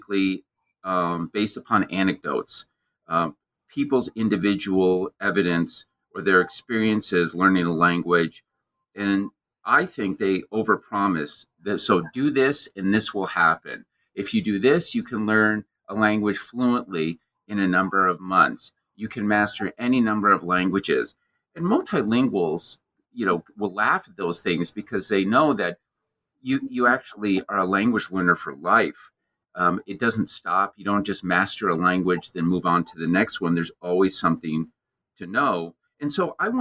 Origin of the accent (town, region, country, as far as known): the American Midwest, United States; born or raised there